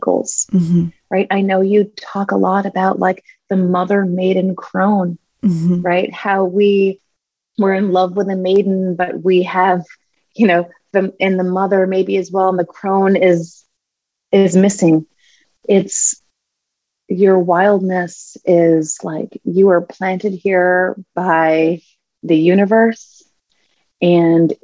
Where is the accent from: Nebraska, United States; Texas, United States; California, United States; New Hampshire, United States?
New Hampshire, United States; as a kid, I grew up in New Hampshire